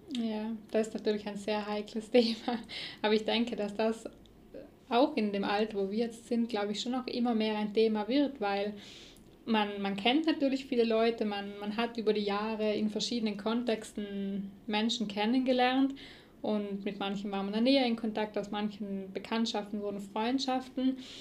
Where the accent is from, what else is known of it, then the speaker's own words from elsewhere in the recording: South Tyrol, Trentino-Alto Adige, Italy; hier bei uns in Südtirol